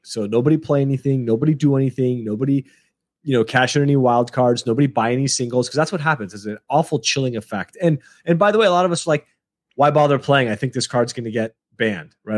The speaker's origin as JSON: {"language": "English", "country": "United States", "tie": "born or raised there", "said": "I'm born and raised in America"}